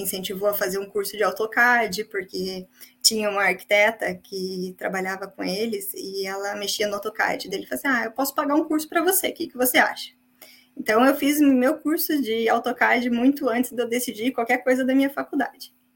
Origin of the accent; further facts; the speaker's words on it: São José dos Pinhais, Paraná, Brazil; moved away as an adult; also born or lived in Curitiba; now in Ireland; eu vim do Paraná, uma cidade chamada São José dos Pinhais